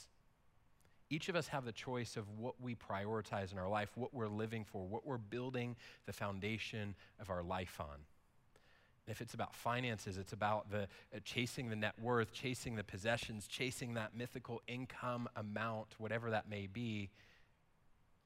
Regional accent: United States; we as an American people

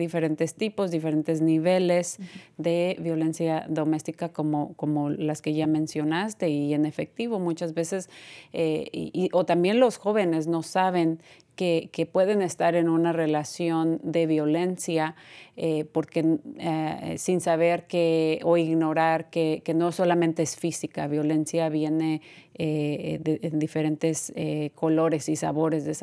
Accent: Mexico; maltratada porque soy mexicana, porque soy latina, no es aceptable.

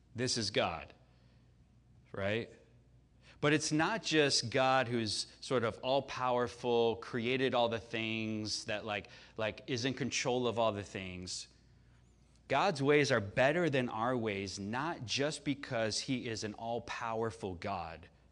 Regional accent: Chicago, Illinois, United States; moved away; I grew up in Chicago, right? So I grew up, I was there for all six of Jordan's championships

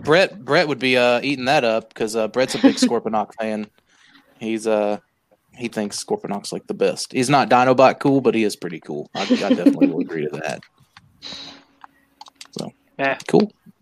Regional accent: United States; I'm American

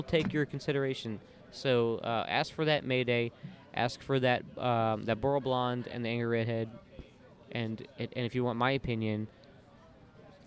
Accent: Orlando, Florida, United States; also born or lived in the North (birthplace); now in Murfreesboro, United States; I grew up in Orlando, Florida, where everything is pretty warm all the time

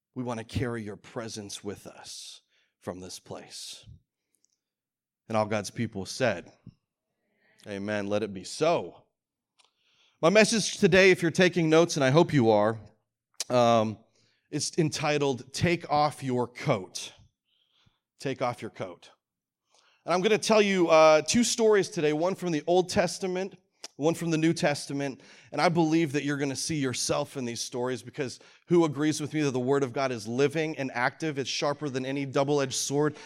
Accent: Calgary, Alberta, Canada; moved away; also born or lived in Rocky Mountain House, Alberta; I grew up in Canada and, uh, grew up in a big city

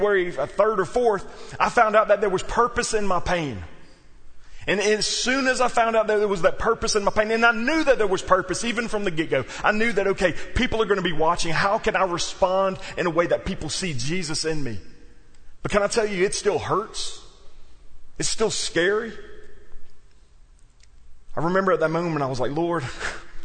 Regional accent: South Louisiana, United States; moved away; also born or lived in New Orleans; I was raised in South Louisiana

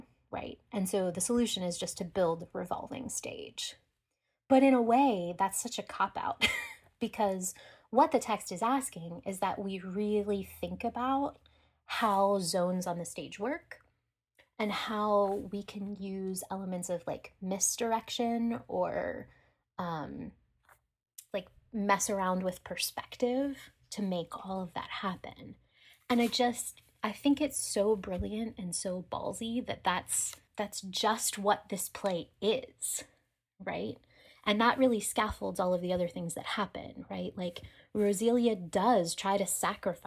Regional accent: Pittsburgh, Pennsylvania, United States; I'm from Pittsburgh

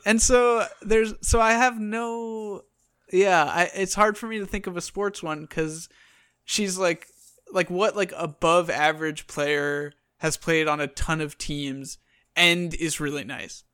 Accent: Long Island, New York, United States; moved away; I grew up on Long Island

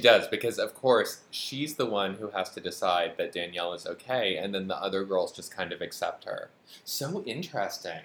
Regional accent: Western Massachusetts, United States; I'm from Western Massachusetts

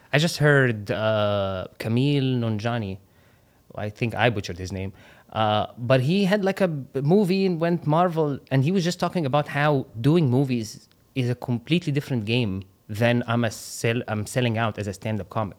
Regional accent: Qatar; moved away; also born or lived in Egypt; I grew up in Qatar

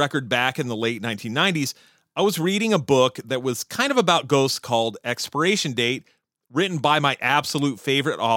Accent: San Diego, California, United States; my hometown of San Diego

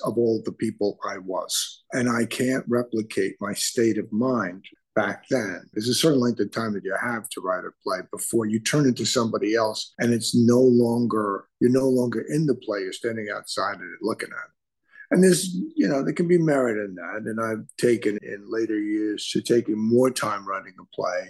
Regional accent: New York City, New York, United States; I was born and raised in the Bronx in a working class neighborhood

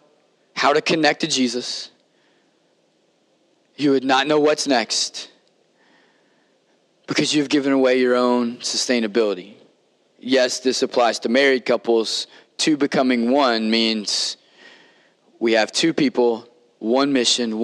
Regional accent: Kentucky, United States; on a farm growing up in Kentucky

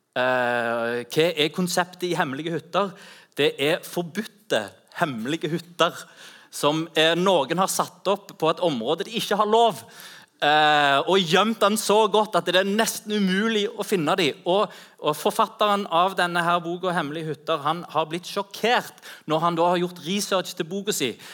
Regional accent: Rogaland, Norway; also born or lived in Ganddal; så ta meg hjem til Rogaland

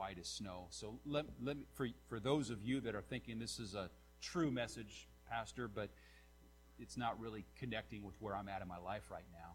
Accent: Nappanee, Indiana, United States

